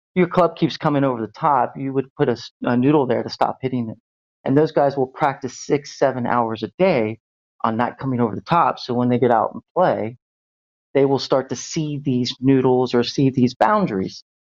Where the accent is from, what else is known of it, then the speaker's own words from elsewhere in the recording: Cincinnati, Ohio, United States; moved away as an adult; now in Berlin, Germany; I'm originally from Ohio, uh, Cincinnati area